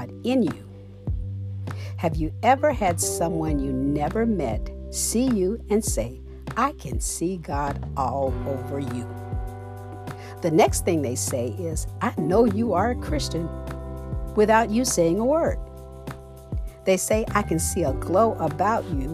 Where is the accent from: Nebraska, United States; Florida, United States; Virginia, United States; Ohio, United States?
Florida, United States; I'm from Florida. It's very hot in Florida.